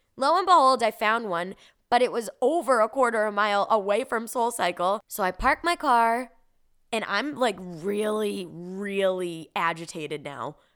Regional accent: Revere, Massachusetts, United States; moved away; I was born and raised in Boston, specifically Revere, Massachusetts, which is a little city a couple minutes outside of Boston.

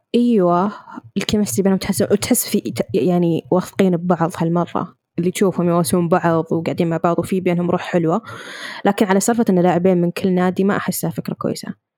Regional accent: Riyadh, Riyadh Province, Saudi Arabia; انا من الرياض

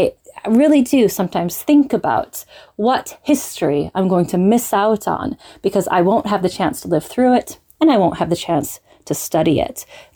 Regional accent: London, United Kingdom; I am from London, England.

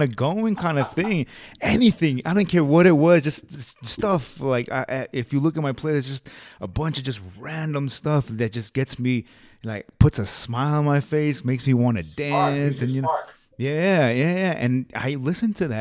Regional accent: the West, United States; I grew up here out in the West

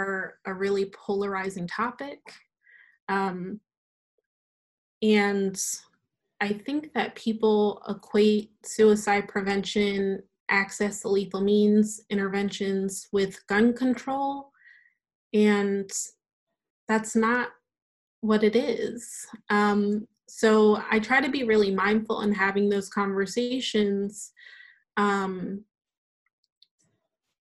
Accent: Delaware, United States; I grew up in Delaware. I grew up on a farm

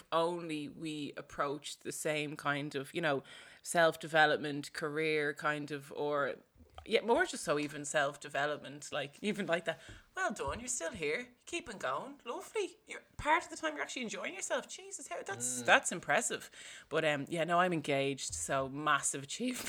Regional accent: Dublin, Leinster, Ireland; I'm growing up in Marino. I'm living here 30 years. It's all my life.

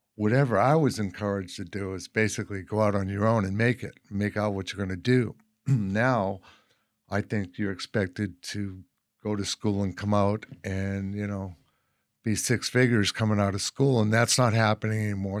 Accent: Boston, Massachusetts, United States; moved away as an adult; also born or lived in Cape Cod / Los Angeles; now in Eureka, United States; I'm from Boston, and, um, you know, from an Irish working class

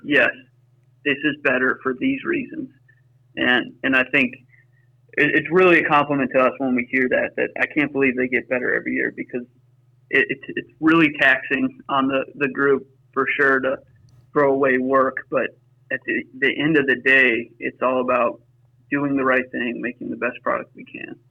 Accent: Pittsburgh, Pennsylvania, United States; now in Wisconsin, United States; we grew up in Pittsburgh, Pennsylvania

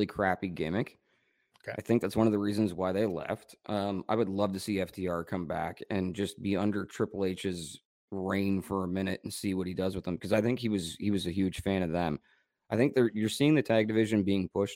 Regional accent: Canada; I'm so Canadian

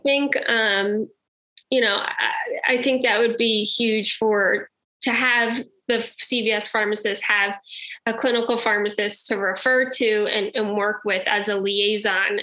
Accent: New Jersey, United States; I am from New Jersey

